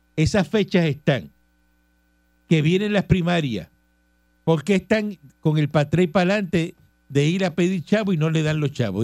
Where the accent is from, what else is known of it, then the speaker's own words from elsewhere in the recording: Cuba; moved away; yo soy cubano